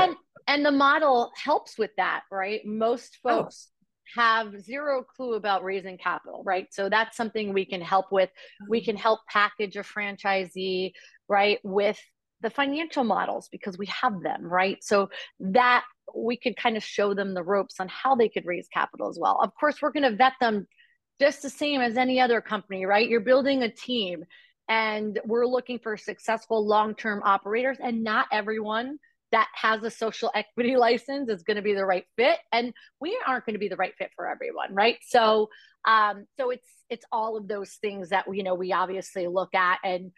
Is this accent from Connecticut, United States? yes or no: yes; Stamford, Connecticut, United States; Stamford, Connecticut.